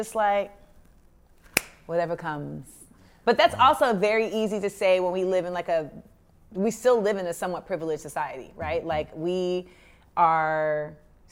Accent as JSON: {"language": "English", "town": "Orlando", "region": "Florida", "country": "United States", "tie": "born or raised there", "also_born_or_lived": "Inglewood, California / San Fernando Valley, California / New York", "moved": "as an adult", "lives_now": "Los Angeles, United States", "said": "I moved to Orlando, and then I spent like 8 to 18 in Orlando"}